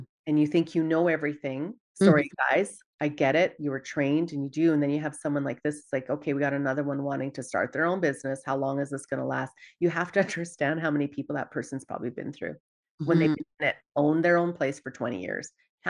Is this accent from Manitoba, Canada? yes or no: no; Dawson Creek, British Columbia, Canada; I'm originally from Dawson Creek, BC, small town.